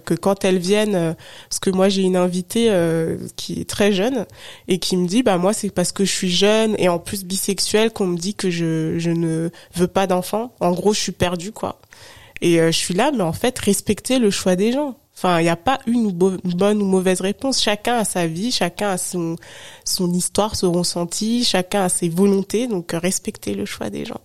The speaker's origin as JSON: {"language": "French", "area": "Haute-Savoie", "region": "Auvergne-Rhône-Alpes", "country": "France", "tie": "born or raised there", "moved": "as an adult", "lives_now": "Paris, France", "said": "j'ai grandi, enfin je suis née, j'ai grandi en Haute-Savoie, mhm. donc je suis pas du tout parisienne"}